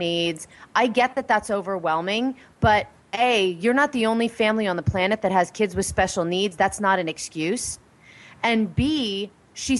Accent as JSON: {"language": "English", "region": "Pennsylvania", "country": "United States", "said": "I'm from Pennsylvania"}